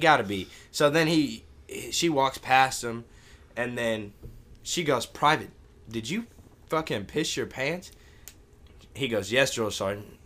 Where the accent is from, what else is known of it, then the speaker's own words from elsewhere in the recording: St. Louis, Missouri, United States; 'cause it's my hometown